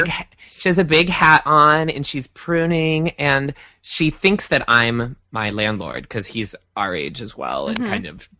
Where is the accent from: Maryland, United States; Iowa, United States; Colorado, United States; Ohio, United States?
Iowa, United States; moved away; It reminds me of growing up in Iowa